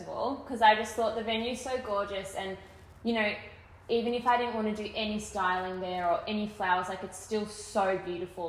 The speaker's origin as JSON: {"language": "English", "town": "Melbourne", "region": "Victoria", "country": "Australia", "tie": "born or raised there", "also_born_or_lived": "Torquay, Victoria", "said": "I grew up in half in Melbourne and then moved to finish high school in Torquay"}